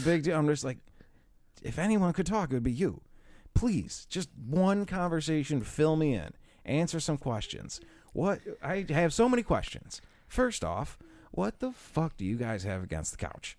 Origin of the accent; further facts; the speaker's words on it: Buffalo, New York, United States; we're from Buffalo.